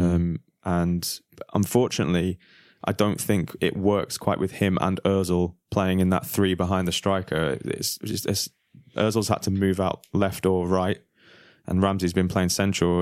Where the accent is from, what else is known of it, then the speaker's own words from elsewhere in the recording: England, United Kingdom; moved away; we're all from England